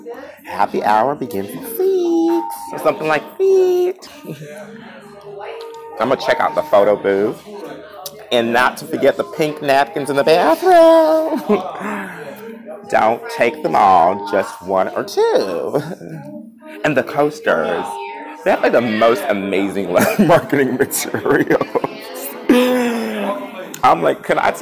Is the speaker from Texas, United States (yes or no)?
no; New York City, New York, United States; I'm from Brooklyn